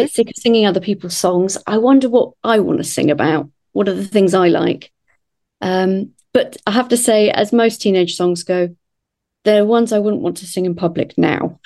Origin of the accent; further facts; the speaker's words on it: Kent, South East England, United Kingdom; moved away as an adult; also born or lived in London; now in Aylesbury, United Kingdom; I grew up in Kent, so the other side of London